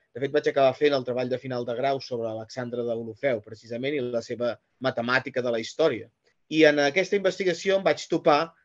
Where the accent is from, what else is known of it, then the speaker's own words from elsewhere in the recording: Figueres, Catalonia, Spain; jo sóc de Figueres